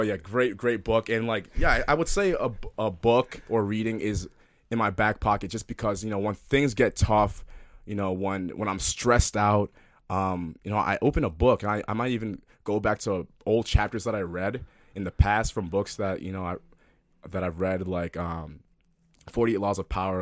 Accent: Minneapolis, Minnesota, United States; also born or lived in New Jersey; I love Minneapolis. I love, you know, you know, it's my hometown. I consider it my hometown. Although I was born in New Jersey and lived there for the first eight years of my life

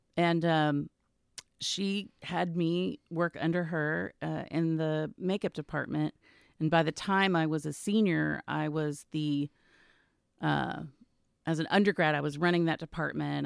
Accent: Garland, Texas, United States; also born or lived in New York / San Diego; I grew up in Garland.

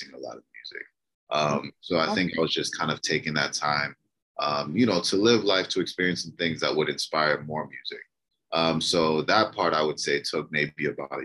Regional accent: Maryland, United States; also born or lived in Detroit, Michigan; I was born in Detroit, but I was actually raised in Maryland

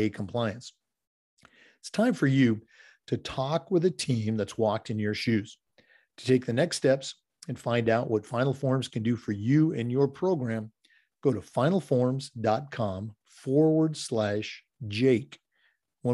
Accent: Oregon, United States; moved away as an adult; now in Florida, United States; I'm a few years older, growing up in Oregon

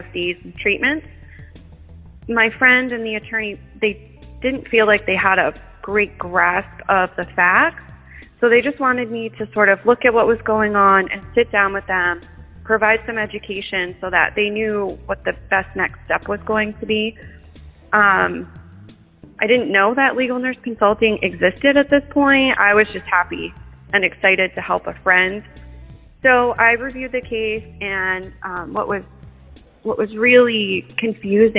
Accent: Portland, Maine, United States; I was born in Portland, Maine. Grew up here most of my life.

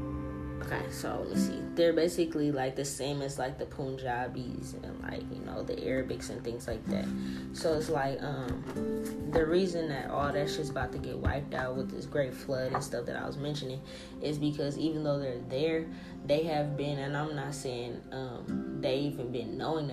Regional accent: United States; I'm technically American, because like niggas was in America after my family came over from Italy.

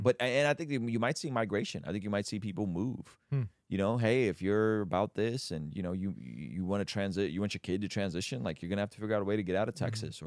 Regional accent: Baku, Azerbaijan; moved away; I'm Armenian, but we grew up in Azerbaijan

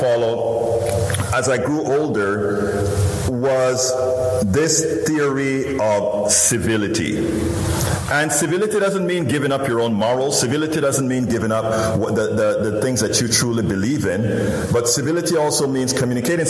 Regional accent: Panama; born or raised there; now in Houston, United States

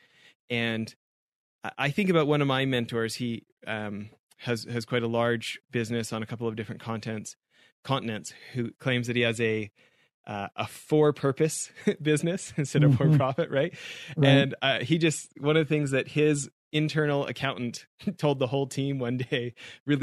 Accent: Canada; growing up in Canada

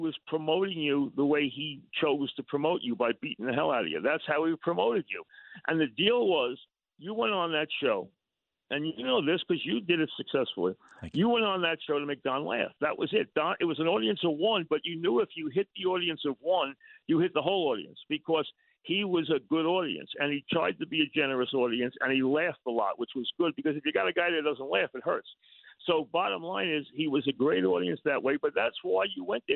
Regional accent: Long Beach, New York, United States; I grew up in Long Beach

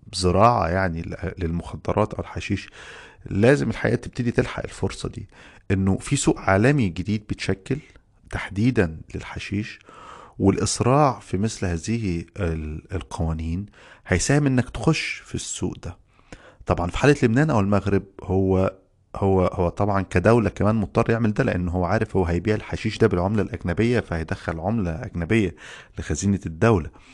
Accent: Egypt; عندنا في مصر

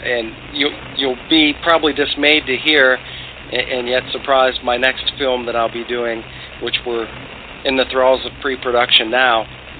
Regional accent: Ireland; I'm Irish. I've always been a huge fan and admirer of bare knuckle boxing.

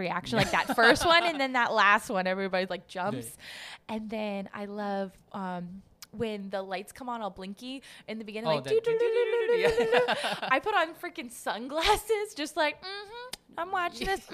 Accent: East Coast, United States; moved away as an adult; I grew up on the East Coast

